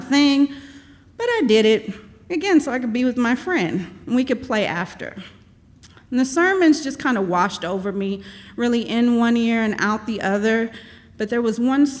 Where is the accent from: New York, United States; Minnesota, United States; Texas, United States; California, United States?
Texas, United States; Austin; also born or lived in East St. Louis, Illinois; I moved to Austin from East St. Louis in the early 80s with my mom. I was 4 years old